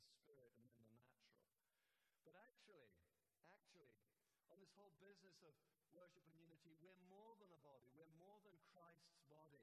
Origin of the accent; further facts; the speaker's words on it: St Albans, East of England, United Kingdom; I said, oh, from St. Albans.